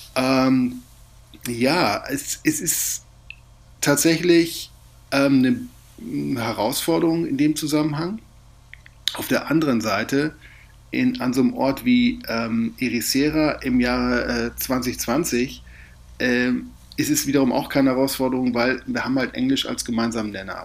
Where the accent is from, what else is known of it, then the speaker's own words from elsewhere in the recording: Germany; now in Portugal; als Deutscher